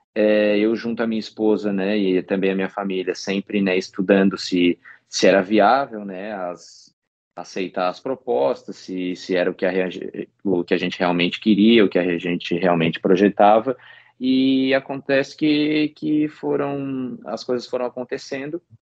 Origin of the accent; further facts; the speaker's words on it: Santa Catarina, Brazil; moved away as an adult; eu sou catarinense